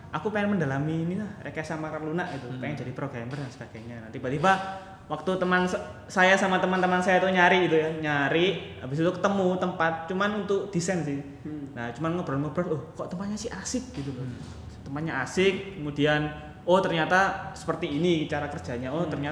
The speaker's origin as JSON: {"language": "Indonesian", "town": "Surabaya", "region": "East Java", "country": "Indonesia", "tie": "born or raised there", "said": "terus saya asli Surabaya sih saya asli Surabaya uh, saya kerja di Surabaya selama hampir tiga setengah tahun ya"}